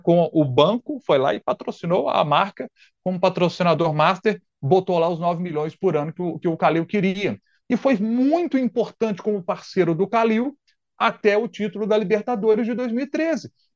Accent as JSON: {"language": "Portuguese", "town": "Matozinhos", "region": "Minas Gerais", "country": "Brazil", "said": "eu sou de Matozinhos, que é uma cidade que fica a 50 quilômetros de BH"}